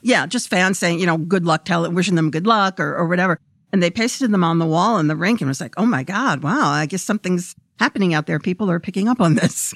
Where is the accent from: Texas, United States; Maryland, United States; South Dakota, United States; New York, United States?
New York, United States; New York City; moved away as an adult; I grew up in Brooklyn